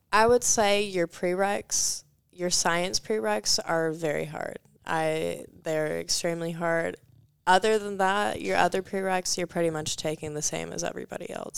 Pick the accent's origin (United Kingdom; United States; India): United States; Marietta, Georgia; I came from Marietta, Georgia. It's northwest of Atlanta